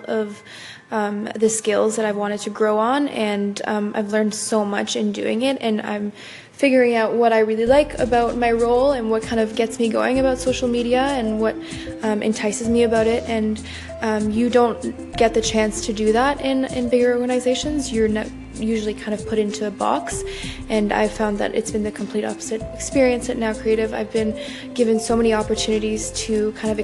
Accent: Ottawa, Ontario, Canada; I'm from Ottawa, capital of Canada

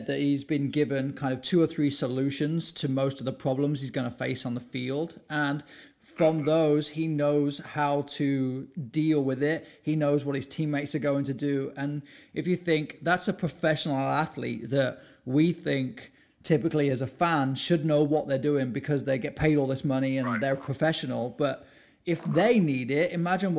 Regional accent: England, United Kingdom; growing up in England

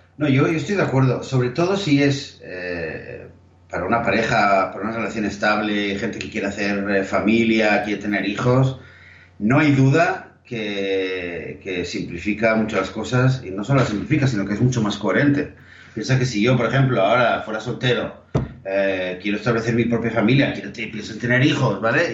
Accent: Barcelona, Catalonia, Spain; creciendo en Barcelona

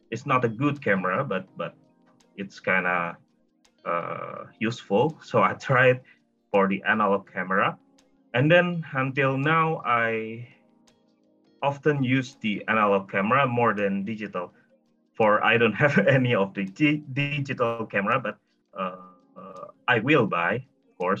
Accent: Indonesia; I'm from Indonesia

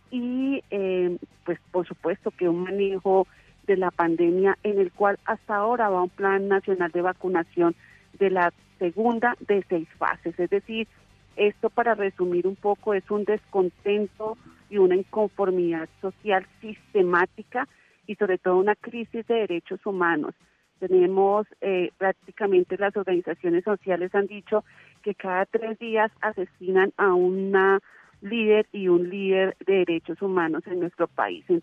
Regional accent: Colombia

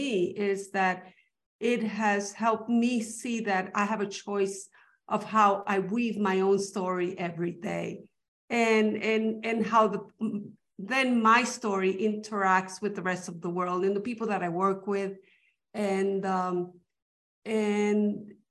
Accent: New York City, New York, United States; first language Spanish; English is a second language; I grew up speaking Spanish when I was growing up in New York City with my family who always spoke Spanish at home

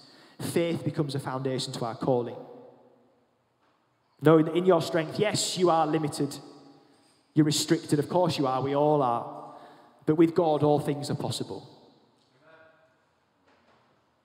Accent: United Kingdom; as British people, on the most part, perhaps, you know, as Anglicans

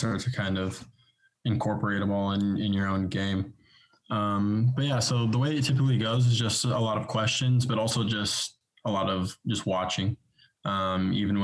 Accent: Bakersfield, California, United States; moved away as an adult; also born or lived in Los Angeles, United States / England; now in Kansas City, United States; Started off in Bakersfield

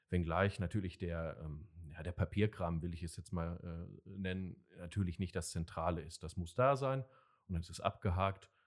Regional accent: Werl, North Rhine-Westphalia, Germany; also ich komme aus Werl

